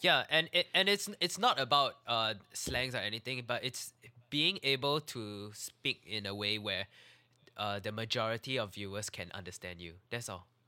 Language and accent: English; Singapore